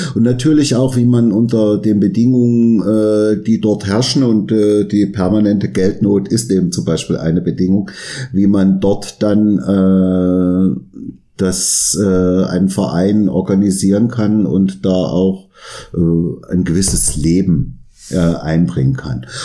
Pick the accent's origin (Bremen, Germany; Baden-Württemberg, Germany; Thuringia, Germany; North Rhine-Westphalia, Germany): Thuringia, Germany; area around Arnstadt; aus meiner Heimat, ich komme ja auch aus Thüringen, mhm. also mhm. Gegend um Arnstadt